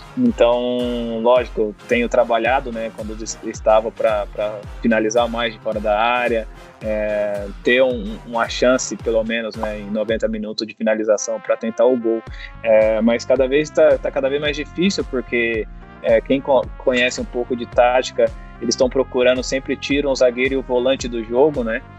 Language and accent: Portuguese; São Paulo, Brazil; Eu sou de São Paulo